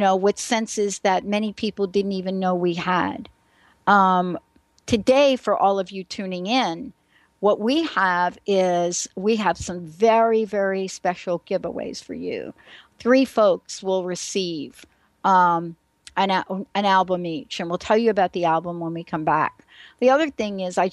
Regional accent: New York City, New York, United States; moved away; also born or lived in New Jersey; I'm a girl from New York City, right? Mm-hmm. And I grew up in the Bronx

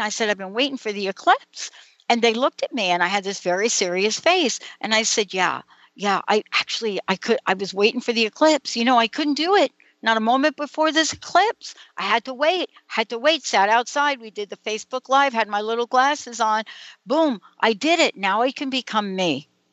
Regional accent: New York City, New York, United States; now in Seattle, United States; I was born in the Bronx, New York, in St. Francis Hospital

